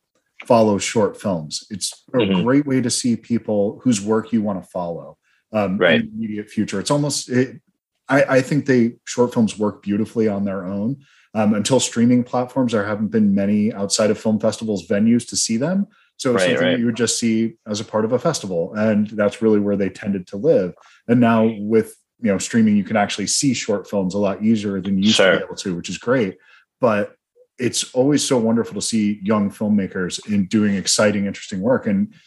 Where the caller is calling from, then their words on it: Tucson, Arizona, United States; Tucson, Arizona.